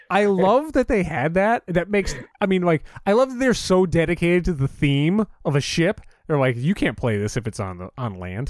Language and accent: English; Northeast, United States; growing up in the Northeast, we're, w, you know, in the tri-state area